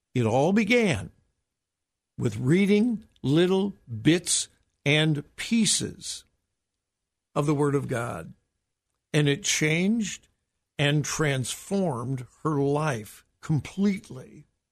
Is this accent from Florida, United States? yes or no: no; Southern California, United States; moved away as an adult; now in Ohio, United States; I grew up in Southern California, and I used to go up to the mountains and see a little bit of snow, but never lived in snow until my wife and I moved here to Ohio.